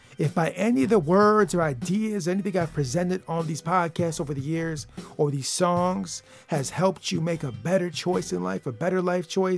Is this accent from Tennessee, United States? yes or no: no; Michigan, United States; I'm from the state of Michigan